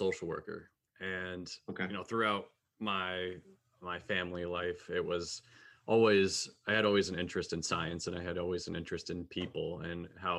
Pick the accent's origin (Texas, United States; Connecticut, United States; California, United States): Connecticut, United States; also born or lived in south of Boston, Massachusetts; now in Minneapolis, United States; I'm from Connecticut originally